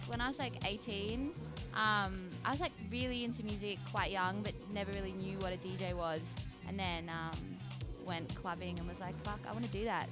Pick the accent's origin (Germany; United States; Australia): Australia; Canberra, Australian Capital Territory; now in Sydney, Australia; I grew up in Canberra